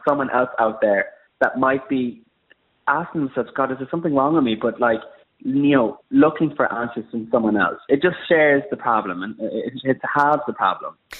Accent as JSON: {"language": "English", "country": "Ireland", "also_born_or_lived": "Abbeyleix, County Laois, Ireland", "moved": "as an adult", "lives_now": "London, United Kingdom", "said": "I'm an Irish freelance makeup artist"}